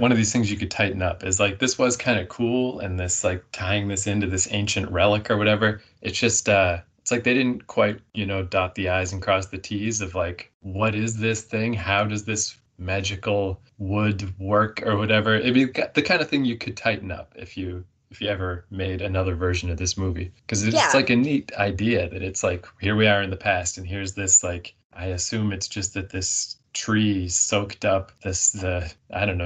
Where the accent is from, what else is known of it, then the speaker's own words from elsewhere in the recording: Canada; accent: Canadian; I'm from Canada